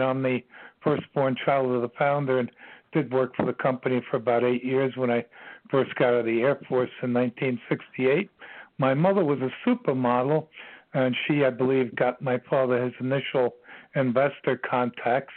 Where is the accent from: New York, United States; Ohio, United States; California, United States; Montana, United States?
New York, United States; New York City; I'm from Queens. I grew up in Bayside, Queens